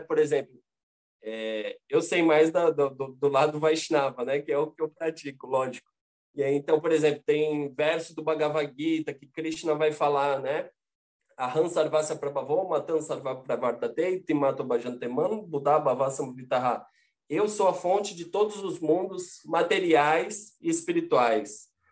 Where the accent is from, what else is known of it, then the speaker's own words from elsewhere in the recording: Santos, São Paulo, Brazil; Santos, que é a minha cidade natal.